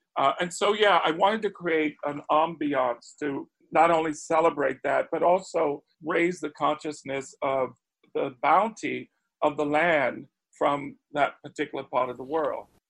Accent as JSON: {"language": "English", "town": "Spartanburg", "region": "South Carolina", "country": "United States", "tie": "born or raised there", "said": "I grew up in Spartanburg, South Carolina, already a transplant from the family's foundational birthplace, which was Charleston"}